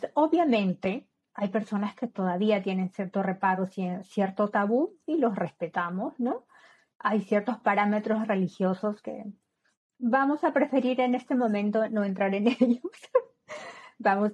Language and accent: Spanish; Peru; moved away; en mi país, como sabes, soy de Perú